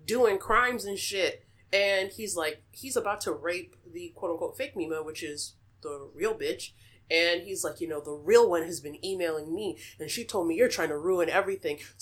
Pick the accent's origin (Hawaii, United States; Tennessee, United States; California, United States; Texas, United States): Texas, United States; I'm from Texas